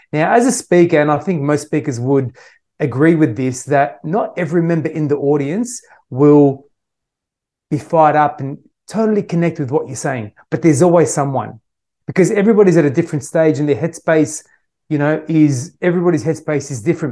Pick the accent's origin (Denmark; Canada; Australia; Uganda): Australia; I was born in Australia my parents originally uh, came to Australia from Syria